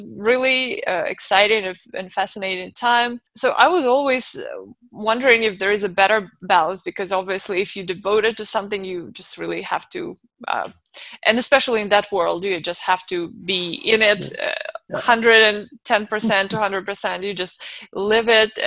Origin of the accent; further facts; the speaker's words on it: Moscow, Russia; moved away as an adult; now in United States; I was born and raised in Moscow, Russia, and I came here now 14 years ago